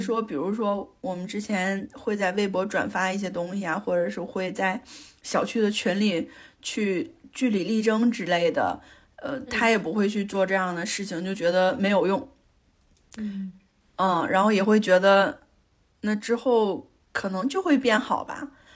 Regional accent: Northeast China, China; moved away as an adult; also born or lived in Beijing; 在我，在我家感受了就是东北的酒桌呀，还见了我非常社会的弟弟

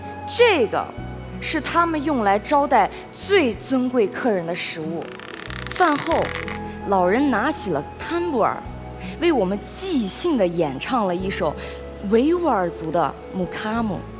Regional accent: Xinjiang, China; born there; 新疆的美是无与伦比的，那里的人们热情、真诚，他们会说话就会唱歌，会走路就会跳舞。而我们就是出生在这样一个美丽的地方

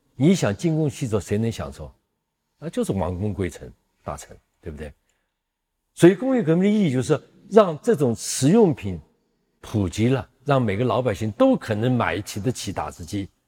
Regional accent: China; 我们中国人

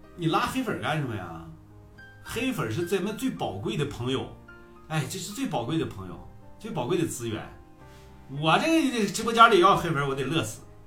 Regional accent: Heze, Shandong, China; 我们菏泽人啊，我们菏泽人觉得你们济南那片子，还有淄博那片子说话贼土。我们和， 菏泽人说话都洋气啊

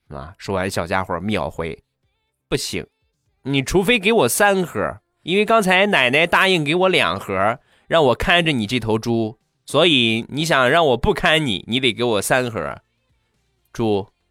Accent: Rizhao, Shandong, China; 我家乡特产日照绿茶

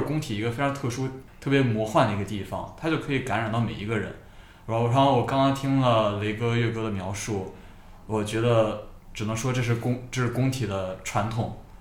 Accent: Beijing, China; 我是九八年出生的，我是维吾尔族，但我是北京土生土长的维吾尔族。然后我跟刚刚雷哥家庭住址比较接近，我也是白桥这一带的

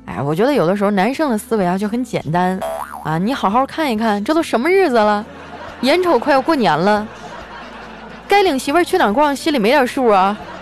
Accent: Qitaihe, Heilongjiang, China; moved away; 我老家七台河

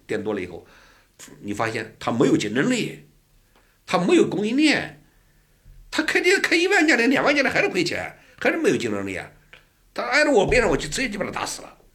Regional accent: Anhui, China; now in Beijing, China; 我们安徽人

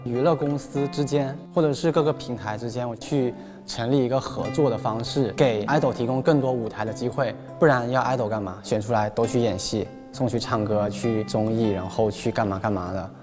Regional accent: Guangdong, China; 因为我们是潮汕那边嘛

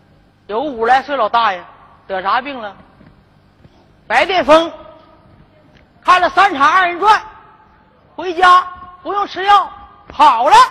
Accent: Northeast China, China; 哎，而且我们东北人呢，哎，在这个这几个最近这个几个月哈，

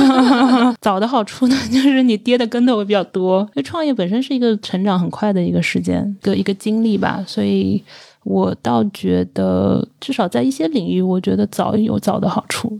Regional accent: Zhejiang, China; 我是浙江人，嗯。就感觉可能那个从商的氛围比较，比较浓重

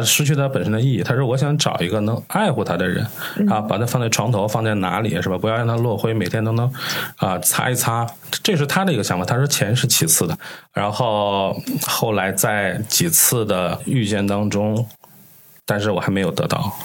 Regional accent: Tianjin, China; 我们天津人是吃过见过的

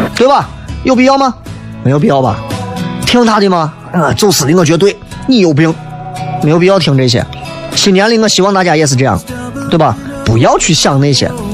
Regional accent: Xi'an, Shaanxi, China; 因为我们的方言真的太多年了

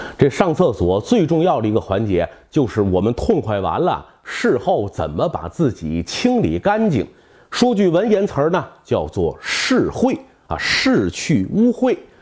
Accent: northern China, China; 我是在北方这种大杂院里长大的

